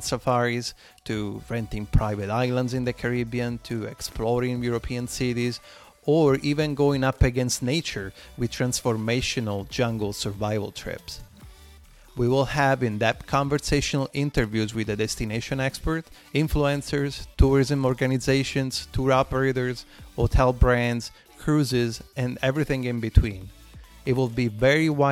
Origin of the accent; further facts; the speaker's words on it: Rome, Lazio, Italy; moved away as an adult; now in Florida, United States; I was fortunate to be born and raised in Rome, Italy